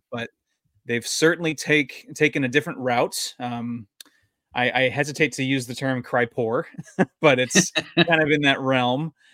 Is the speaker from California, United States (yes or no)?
yes; San Diego, California, United States; also born or lived in Utah; now in Washington, United States; my, my hometown Padres